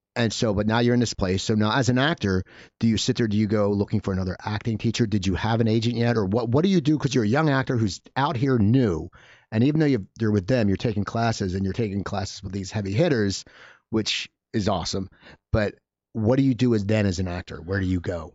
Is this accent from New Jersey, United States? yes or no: yes; Cherry Hill, New Jersey, United States; moved away; I grew up in New Jersey